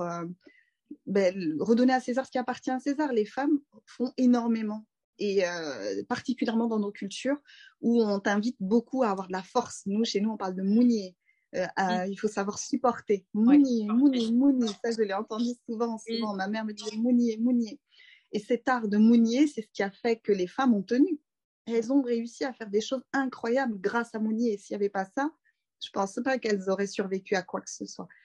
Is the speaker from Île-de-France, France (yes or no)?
yes; Sainte-Geneviève-des-Bois, Île-de-France, France; also born or lived in Paris; je suis née à Paris, dans le 14e, et j'ai grandi en banlieue parisienne dans le 91, à Sainte-Geneviève-des-Bois